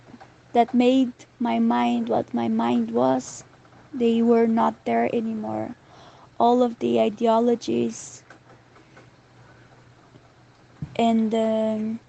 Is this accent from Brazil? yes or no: yes; Brazil; moved away as an adult; also born or lived in Europe / Southeast Asia; When I left Brazil 2 years ago